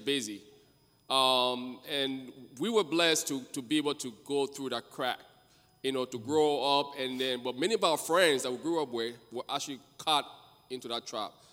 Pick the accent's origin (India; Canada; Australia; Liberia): Liberia; now in United States; I'm originally from Liberia, my wife and I, and we came here as refugee.